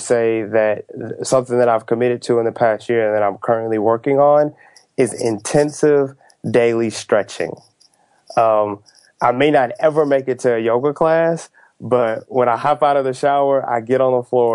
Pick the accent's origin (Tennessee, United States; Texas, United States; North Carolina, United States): Texas, United States; moved away; I'm from the South, and so I grew up in Texas